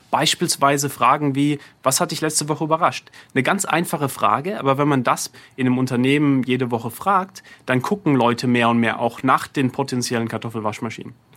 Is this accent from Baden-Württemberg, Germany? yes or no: yes; Heidelberg, Baden-Württemberg, Germany; also born or lived in Bergstadtbach (birthplace, garbled); now in New York City, United States; ich bin in Heidelberg damals aufgewachsen, auch als SWR 3 Hörer damals, in Bergestadtbach vorher geboren und dann in Heidelberg aufgewachsen